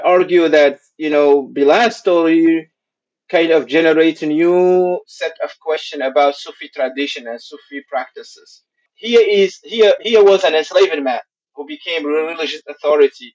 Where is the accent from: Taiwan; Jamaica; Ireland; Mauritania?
Mauritania; moved away; I come originally from Mauritania